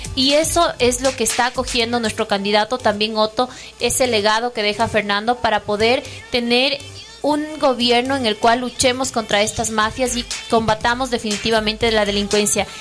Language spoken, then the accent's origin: Spanish; Ecuador; aquí todos somos de Ecuador